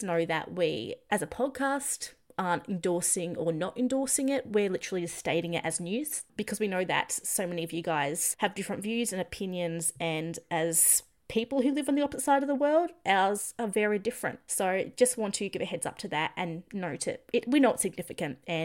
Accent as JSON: {"language": "English", "country": "Australia", "said": "as an Australian"}